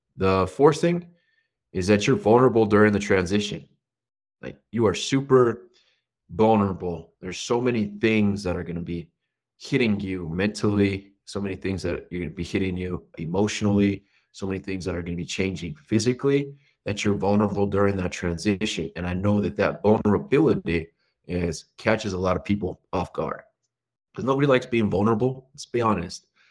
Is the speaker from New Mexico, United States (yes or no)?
yes; New Mexico, United States; I grew up middle America, is what they would call it. I'm from New Mexico